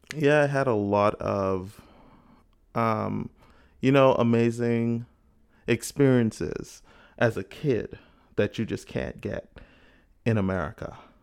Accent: Bahamas; now in United States; growing up in the Bahamas.

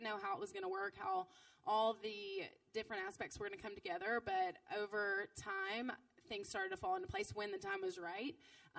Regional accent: Jackson, United States; also born or lived in Nashville; opening here in Jackson for sure as my hometown with roots and friends

